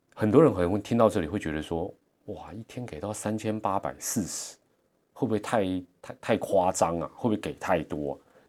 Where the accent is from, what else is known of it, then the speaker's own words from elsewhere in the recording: Taiwan; 我们台湾人